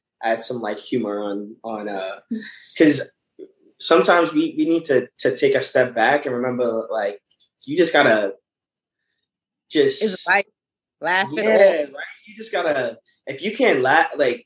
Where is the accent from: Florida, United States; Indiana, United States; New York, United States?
New York, United States; we grew up in New York